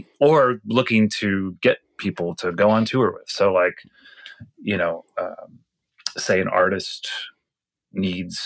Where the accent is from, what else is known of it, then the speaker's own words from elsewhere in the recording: Palm Springs, California, United States; now in Los Angeles, United States; I lived in Palm Springs. That's where I grew up for the most part.